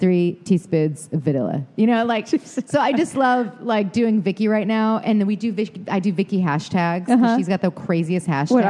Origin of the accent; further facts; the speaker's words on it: Detroit, Michigan, United States; accent: Michigan; moved away as an adult; also born or lived in New York City; I am from Detroit.